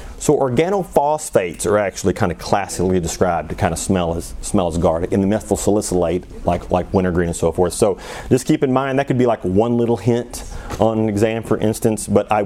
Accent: Missouri, United States; now in Arizona, United States; I grew up in Missouri

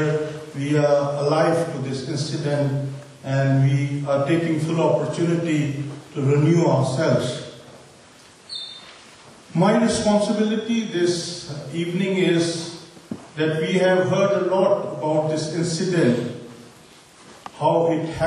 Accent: Pakistan; moved away as an adult; now in Istanbul, Turkey; As I come from Pakistan, and it is last 5 years that I am in Istanbul

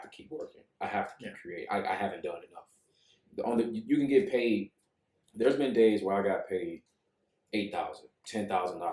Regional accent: Chicago, Illinois, United States; I grew up in Chicago

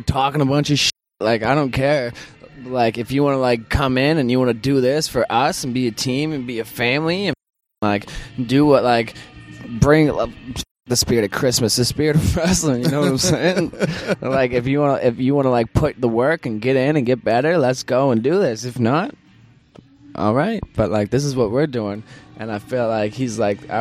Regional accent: Windsor, Nova Scotia, Canada; born or raised there

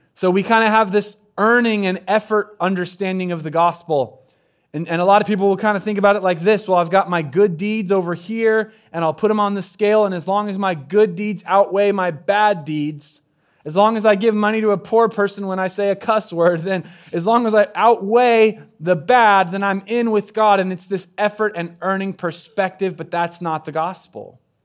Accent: Southern Oregon, United States; moved away; I'm from Southern Oregon, so we use words like gussy up down there

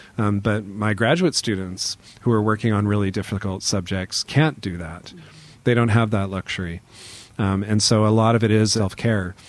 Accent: Auburn, Washington, United States; my hometown, which is called Auburn. It's near Seattle

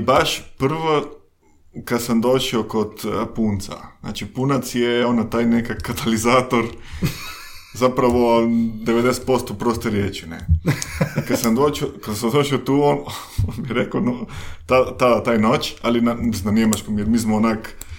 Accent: Mexico; Croatian is a second language; moved away as an adult; also born or lived in London, United Kingdom / Spain / Austria; now in Croatia; ja sam iz, iz, iz Mehika, iz Meksika

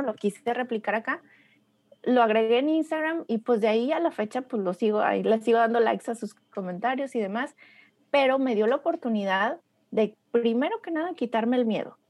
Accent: Torreón, Coahuila, Mexico; moved away as an adult; now in United States; Torreón, que es mi, mi, mi ciudad natal y orgullosamente lagunera

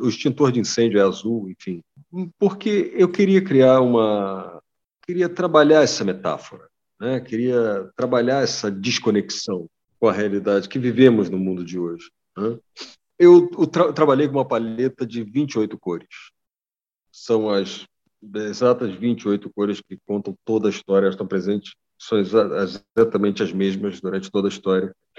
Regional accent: Niterói, Rio de Janeiro, Brazil; eu ter crescido em um, em um bairro como que eu cresci, que foi o Barreto, em Niterói

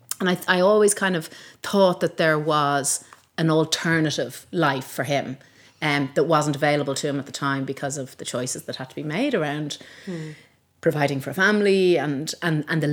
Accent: Malahide, Leinster, Ireland; also born or lived in Donegal / Manchester; I grew up in Malahide. I was born in Donegal because my dad was working for the bank up there at the time.

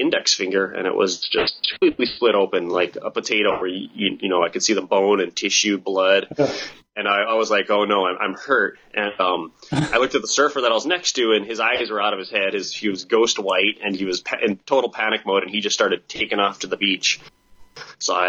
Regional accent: Kauai, Hawaii, United States; also born or lived in New Zealand; I was born and raised here on Kauai

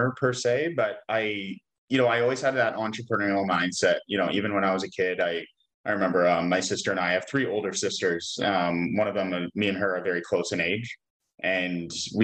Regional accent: Vancouver, British Columbia, Canada; now in Kelowna, Canada; I grew up in Vancouver, British Columbia, lived there until I was about 28, and then I moved to Kelowna

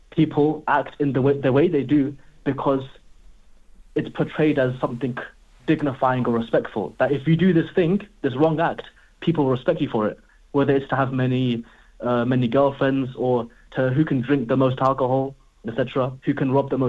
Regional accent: London, United Kingdom; growing up in London, I mean, we always say, like, to our friends, oh, yo, what are you saying? You good?

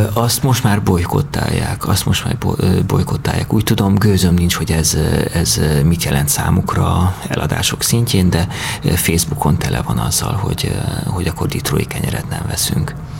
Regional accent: Cluj-Napoca, Cluj County, Romania; moved away; én Kolozsán születtem, ott nőttem fel

